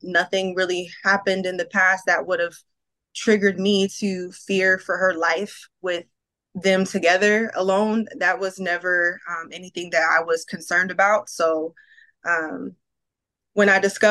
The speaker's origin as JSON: {"language": "English", "town": "Palmdale", "region": "California", "country": "United States", "tie": "born or raised there", "said": "I grew up in Palmdale, California"}